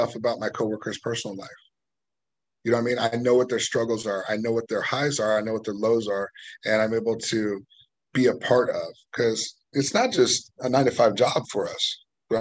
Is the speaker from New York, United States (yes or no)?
no; Livermore, California, United States; I'm from Livermore. So that's where my hometown is. So like, that's where I live